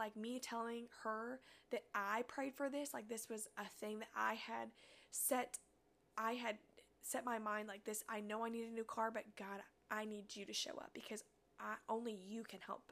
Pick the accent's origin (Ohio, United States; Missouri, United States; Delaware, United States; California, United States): Missouri, United States; from Missouri